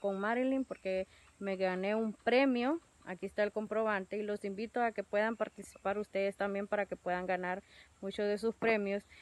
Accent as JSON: {"language": "Spanish", "country": "Honduras", "said": "soy de Honduras"}